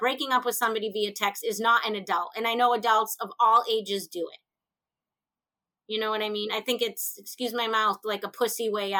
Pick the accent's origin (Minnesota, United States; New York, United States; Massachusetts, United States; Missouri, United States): Massachusetts, United States; Boston; now in Southwest Florida, United States; I am originally from Massachusetts, but I currently live in Southwest Florida.